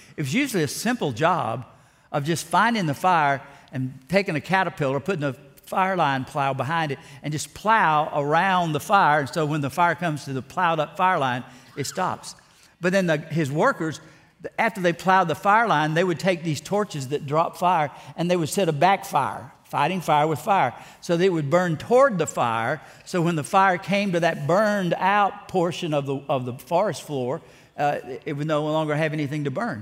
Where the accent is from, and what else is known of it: South Alabama, United States; born or raised there; also born or lived in Ruston, Louisiana